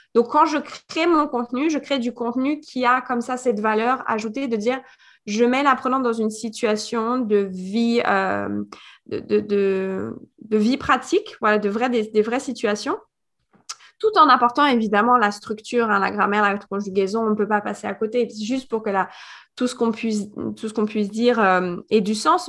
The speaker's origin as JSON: {"language": "French", "area": "Paris suburbs", "region": "Île-de-France", "country": "France", "tie": "born or raised there", "also_born_or_lived": "Guadeloupe", "moved": "as an adult", "lives_now": "Miami, United States", "said": "je suis française, née en France, en banlieue parisienne, à côté de Paris, à 20 km"}